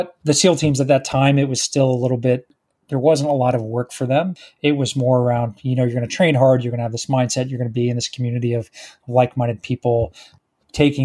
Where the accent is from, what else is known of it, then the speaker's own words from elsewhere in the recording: Texas, United States; I born and raised in Texas